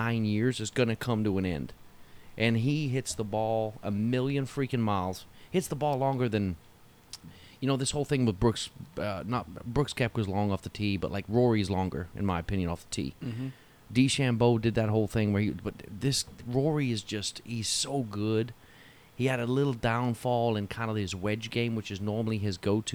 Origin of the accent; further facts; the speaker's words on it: Newcastle upon Tyne, North East England, United Kingdom; moved away as an adult; I grew up in Newcastle